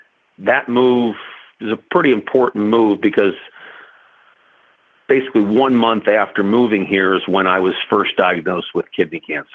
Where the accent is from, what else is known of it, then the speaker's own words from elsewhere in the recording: Cincinnati, Ohio, United States; moved away as an adult; Well, I was raised in Cincinnati by two loving parents